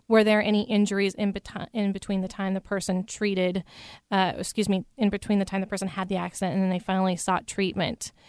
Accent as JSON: {"language": "English", "region": "Idaho", "country": "United States", "moved": "as an adult", "lives_now": "Seattle, United States", "said": "I'm originally from Idaho, and I came over to this area, Seattle, for law school"}